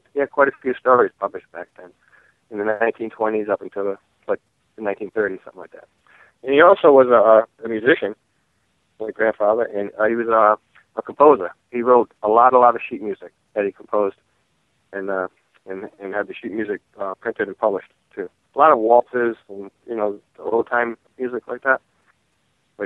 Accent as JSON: {"language": "English", "town": "Providence", "region": "Rhode Island", "country": "United States", "tie": "born or raised there", "said": "I grew up in Providence"}